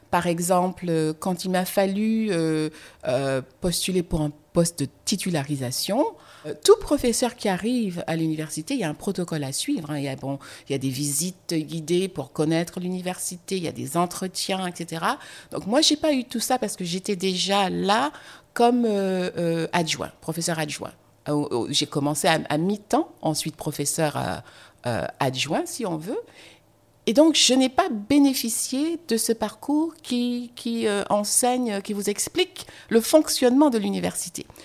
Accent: France; Mais je suis française, quand on écrit une lettre de, présentation, on l'écrit à la main

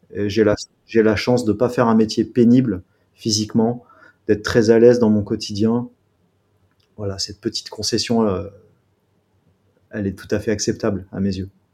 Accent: Grenoble, Auvergne-Rhône-Alpes, France; je viens de Grenoble.

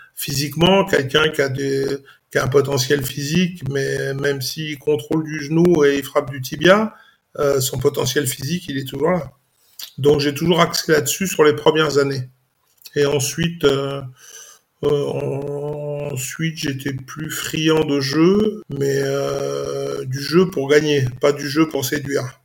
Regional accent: Saint-Denis, Île-de-France, France; also born or lived in Istres; je suis né à Saint-Denis, j'ai grandi

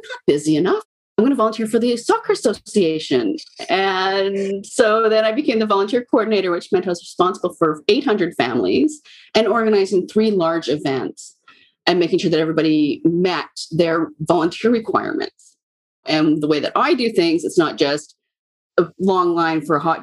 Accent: British Columbia, Canada; I was born and raised in British Columbia, Canada, and I currently live downtown Vancouver.

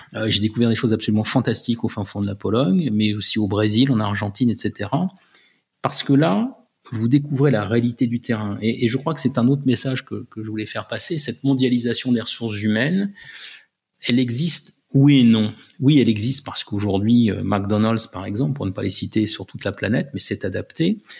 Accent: France; J'étais le seul Français dans l'équipe de direction

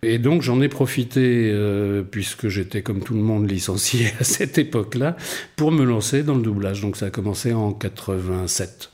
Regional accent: Rennes, Brittany, France; moved away as an adult; also born or lived in Paris / London

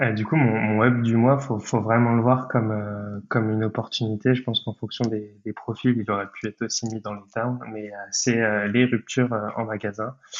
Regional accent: Brittany, France; j'ai 23 ans et je suis breton

